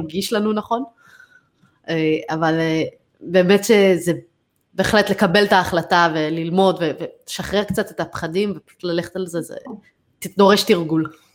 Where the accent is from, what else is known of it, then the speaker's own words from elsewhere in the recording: United States; moved away; אני גדלתי בארצות הברית